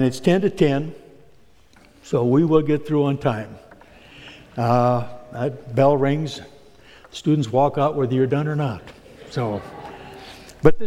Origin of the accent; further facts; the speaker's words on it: Alton, Iowa, United States; now in Sioux Center, United States; I come from Alton originally and have moved to Sioux Center.